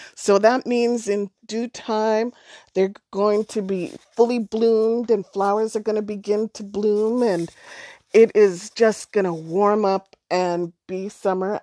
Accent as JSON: {"language": "English", "region": "Alberta", "country": "Canada", "tie": "born or raised there", "said": "I'm from Alberta, but I'm first generation, so my parents met in Alberta, and had us there"}